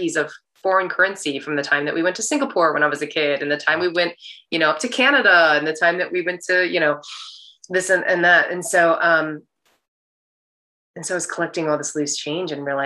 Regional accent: United States; when I go back to China, I'm looked at as a foreigner. It's like very obvious that I'm American.

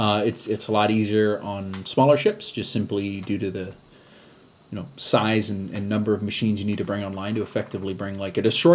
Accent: New England, United States; Yeah, but I'm also Irish and from New England

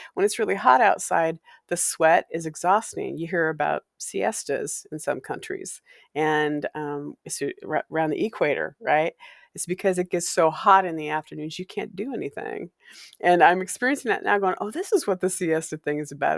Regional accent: Walla Walla, Washington, United States; growing up in Walla Walla

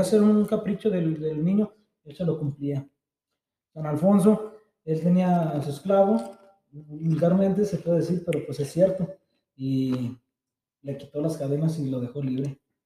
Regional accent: Encarnación de Díaz, Jalisco, Mexico; also born or lived in San Luis Potosí; Y ya cuando llegué, iban conmigo otros 13 de la Chona.

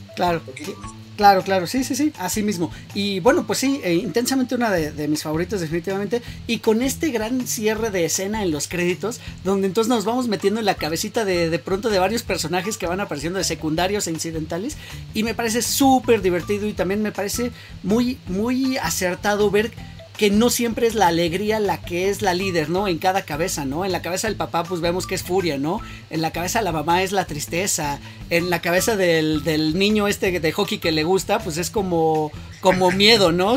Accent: Mexico; nosotros como mexicanos

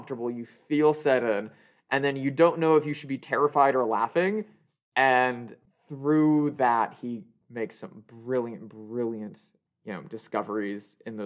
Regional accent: Midwestern Indiana, United States; I grew up in Midwestern Indiana

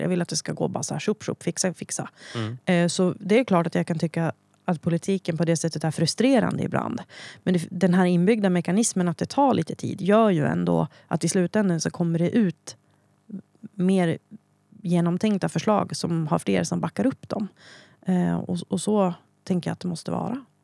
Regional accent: Hälsingland, Gävleborg County, Sweden; also born or lived in Söderala; jag kommer från Hälsingland. Eh, när jag föddes var min mamma sjutton bara. Eh, så vi bodde kvar hemma hos mormor och morfar i Söderara. Sen träffade hon Bertil, eh, och vi flyttade till Norrara, eh, där jag då är uppvuxen

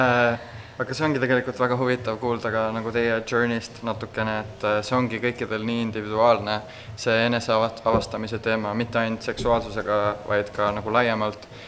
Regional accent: Estonia; moved away as an adult; also born or lived in Netherlands / Los Angeles, United States; now in San Francisco, United States; olen äh, Eestis sündinud ja kasvanud

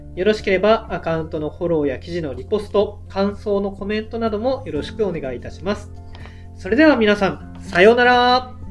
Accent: Obihiro, Hokkaido, Japan; 僕も帯広出身なんですけども

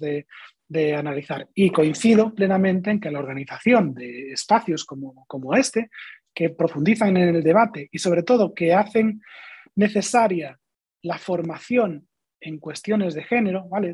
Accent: Galicia, Spain; yo que soy gallego

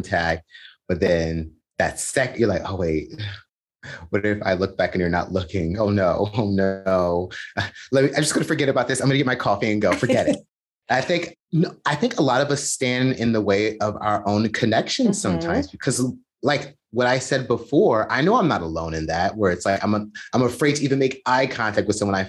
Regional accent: United States; As an American

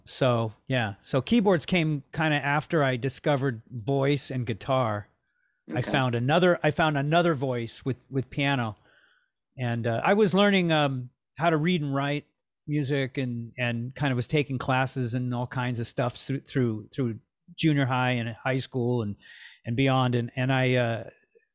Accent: Los Angeles, California, United States; Born and raised in Los Angeles

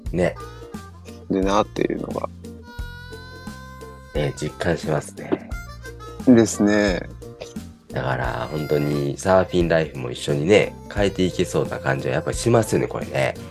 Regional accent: Okinawa, Japan; moved away as an adult; 地元が沖縄っていうことで。で土地勘もあって

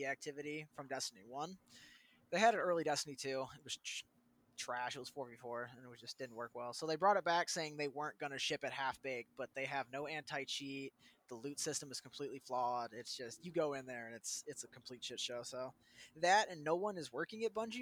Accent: Amherst, United States; moved away; my hometown, Amherst

